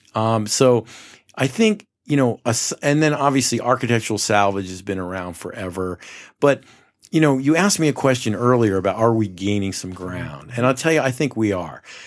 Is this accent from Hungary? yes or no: no; Poughkeepsie, New York, United States; moved away as an adult; also born or lived in Rhode Island / New Jersey; now in Scottsdale, United States; I grew up in the Mid-Hudson Valley in Poughkeepsie, New York